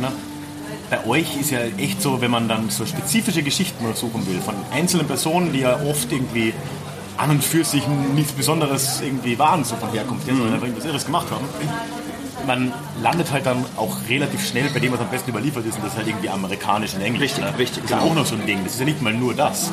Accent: Carinthia, Austria; ich komme ja aus Kärnten

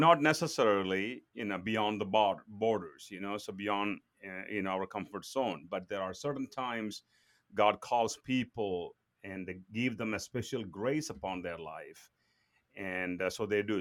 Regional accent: southern India, India; moved away as an adult; I was born and brought up in India

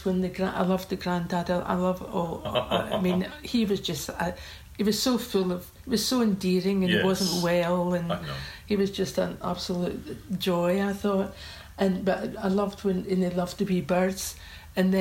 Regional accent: Old Kilpatrick, Scotland, United Kingdom; I come from a village. I come from Oakpatrick

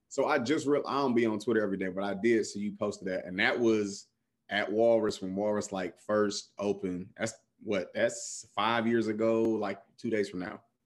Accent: Cleveland, Ohio, United States; also born or lived in Columbus, Ohio; I had to go home back to Cleveland

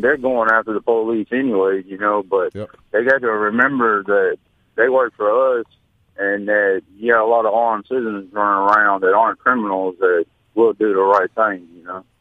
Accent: Rankin County, Mississippi, United States; I'm from Rankin County. I'm a pasty white boy

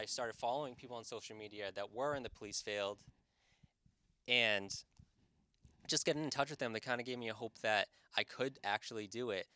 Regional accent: Hull, Massachusetts, United States; also born or lived in Boston, Massachusetts / Revere, Massachusetts / Saugus, Massachusetts; I'm from South Shore, Massachusetts

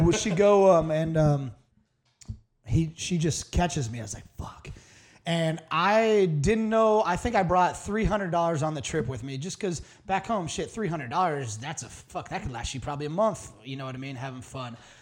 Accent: Iowa, United States; moved away as an adult; also born or lived in the South; back home in Iowa

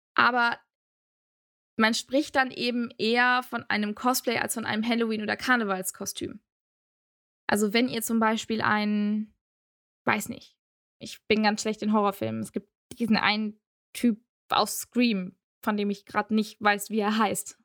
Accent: Aachen, North Rhine-Westphalia, Germany; Ich komme aus Aachen

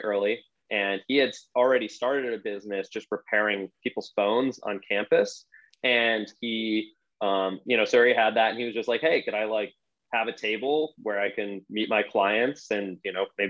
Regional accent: Rochester, New York, United States; now in Austin, United States; I'm from Rochester, New York

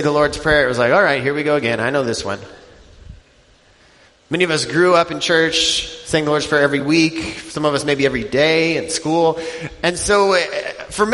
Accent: Denver, Colorado, United States; moved away as an adult; now in Wisconsin, United States; I grew up in Denver

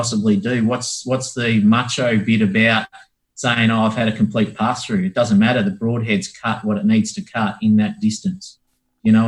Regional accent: Australia; being Australian

